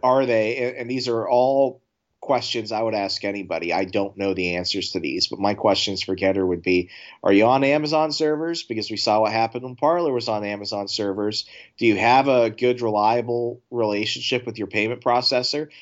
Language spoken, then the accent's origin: English; Fairfax County, Virginia, United States; I grew up in Fairfax County, Virginia